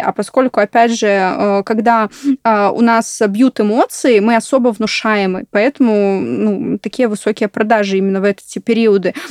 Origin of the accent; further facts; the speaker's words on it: Belarus; я просто сама из Беларуси